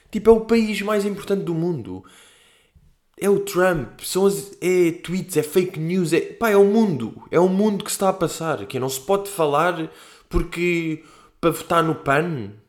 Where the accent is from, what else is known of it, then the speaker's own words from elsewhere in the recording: Portugal; Olha, eu não falo disto porque eu sou português.